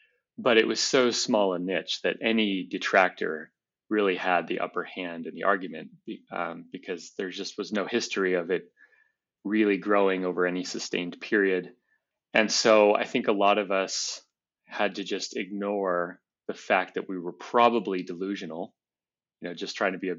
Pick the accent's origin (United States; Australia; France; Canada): United States; Colorado; You know, I grew up in Colorado